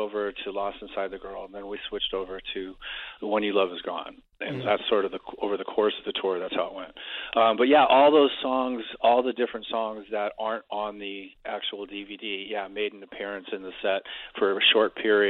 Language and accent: English; Stoke-on-Trent, West Midlands, United Kingdom; moved away; if I remember correctly. And, because that was my hometown. It was the first time I'd been back there in 40 years, and the only time I've ever played there, obviously.